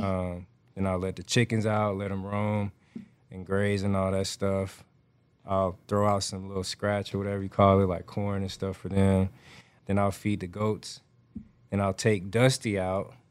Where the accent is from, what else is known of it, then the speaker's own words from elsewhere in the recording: Atlanta, Georgia, United States; moved away as an adult; now in Houston, United States; I grew up raised in Atlanta, Georgia